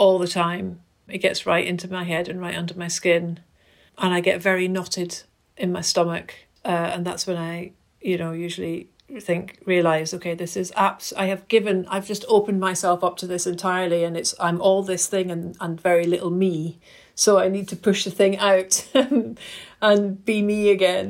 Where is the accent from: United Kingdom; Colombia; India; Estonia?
United Kingdom; Glasgow, Scotland; moved away; I grew up in Glasgow and my parents used to take me to the Kelvin Grove Art Gallery Museum pretty much every weekend